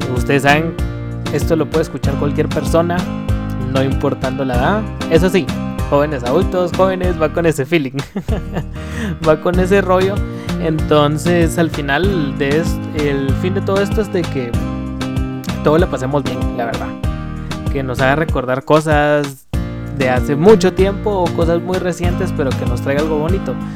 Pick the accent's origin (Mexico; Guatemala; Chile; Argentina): Guatemala; tengo 26 años, soy guatemalteco